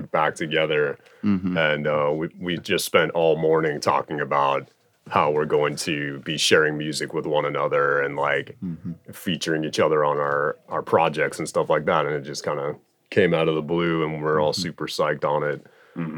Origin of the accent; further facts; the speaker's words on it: Oahu, Hawaii, United States; We grew up on Oahu together